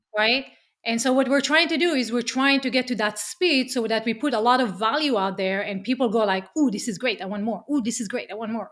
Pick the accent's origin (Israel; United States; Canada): Israel; accent: Israeli; English is a second language; moved away as an adult; as you can hear from my accent, I'm Israeli